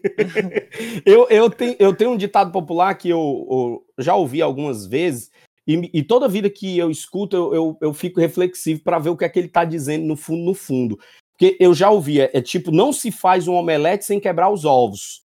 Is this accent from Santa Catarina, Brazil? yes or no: no; Pernambuco, Brazil; also born or lived in Piauí; now in Paraíba, Brazil; eu sou nascido no Piauí, criado em Pernambuco e hoje em dia instalado na Paraíba